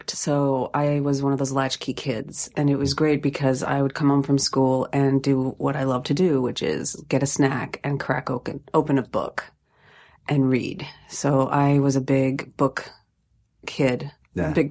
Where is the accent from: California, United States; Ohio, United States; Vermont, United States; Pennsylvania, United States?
Ohio, United States; Sylvania; I grew up in Ohio. Where? Just outside of Toledo, in Sylvania.